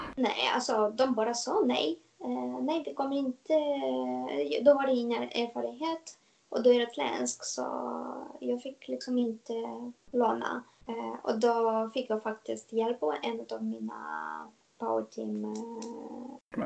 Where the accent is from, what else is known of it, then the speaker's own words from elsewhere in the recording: Moldova; Swedish is a second language; moved away as an adult; now in Stockholm, Sweden; jag kommer ursprungligen från Moldavien